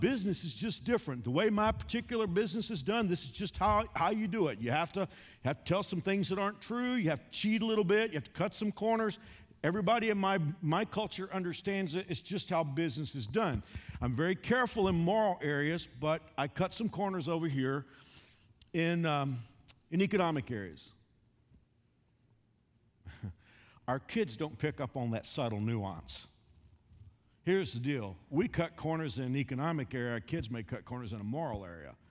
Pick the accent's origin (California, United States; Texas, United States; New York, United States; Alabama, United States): Texas, United States; I grew up a Southerner, I grew up in Texas.